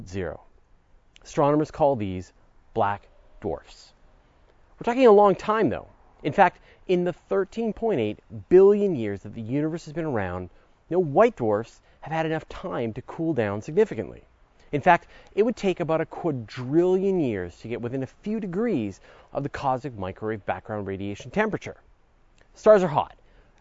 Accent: Canada; accent: Canadian; If you've heard me say oot and a boot, you know I'm a Canadian. And we Canadians are accustomed to a little cold.

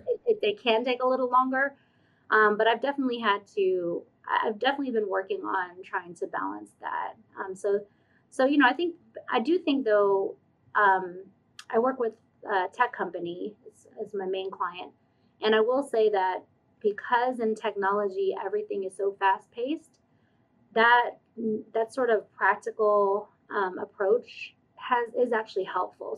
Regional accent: Stone Mountain, Georgia, United States; I grew up in Stone Mountain, Georgia, like mm-hmm. suburbs of Atlanta

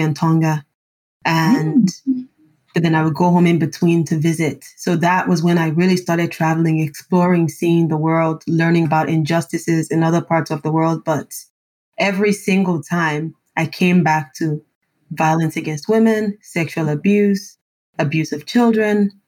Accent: Nigeria; also born or lived in Germany; now in Belgium; as a Nigerian enabling me to thrive and to survive in here in Belgium

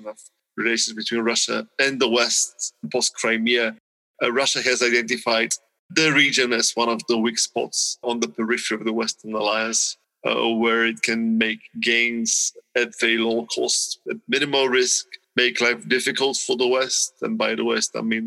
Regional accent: Bulgaria; I come from Bulgaria

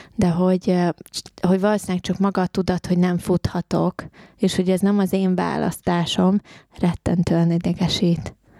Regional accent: Hungary; moved away; én ugye vidéken nőttem fel

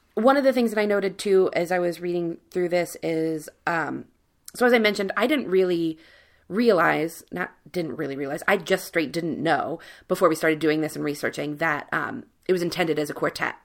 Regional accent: Cincinnati, Ohio, United States; I grew up in Cincinnati, right above the Mason-Dixon line

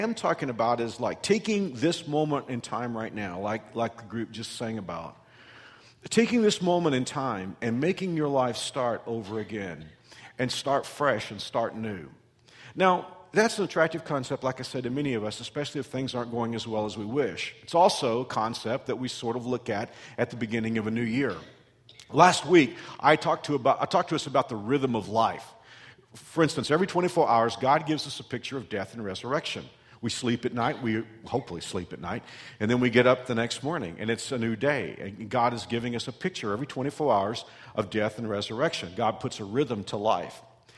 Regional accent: Texas, United States; I came here from Texas almost 25 years ago

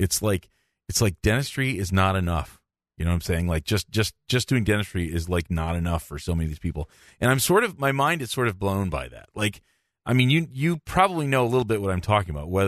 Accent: Newark, Delaware, United States; I grew up in Newark, Delaware.

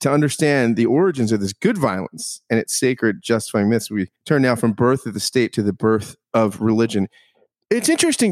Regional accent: United States; as an American

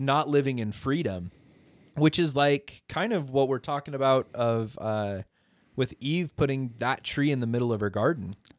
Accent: Idaho, United States; I'm from Idaho

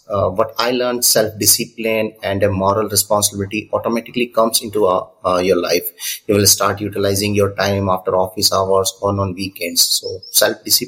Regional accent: Udaipur, Rajasthan, India; I'm from Udaipur, Rajasthan, India

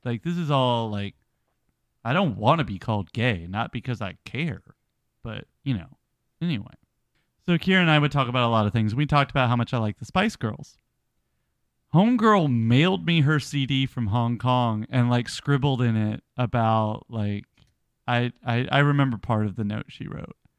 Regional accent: United States; we're Americans

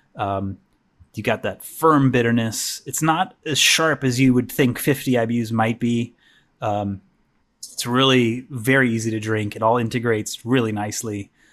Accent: the Ozarks, United States; moved away; I'm originally from the Ozarks, but this is a different part of the Ozarks.

